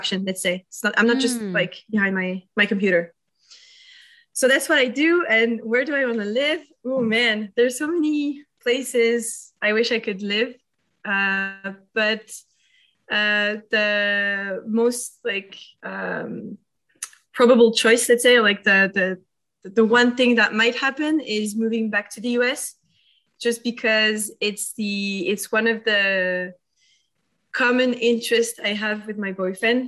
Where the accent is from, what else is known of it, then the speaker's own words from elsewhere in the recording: Paris, Île-de-France, France; I'm French. I'm from Paris. I'm a true Parisian, and I still live there